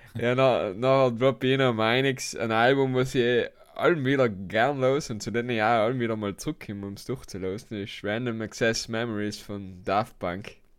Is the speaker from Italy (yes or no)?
yes; South Tyrol, Trentino-Alto Adige, Italy; also born or lived in Basque Country; als Südtiroler